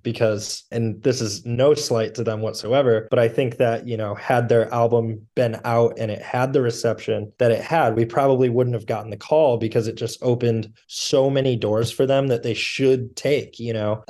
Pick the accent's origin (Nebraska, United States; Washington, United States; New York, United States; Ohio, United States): Ohio, United States; Toledo; born and raised in Toledo, Ohio, and, uh, have lived here all my life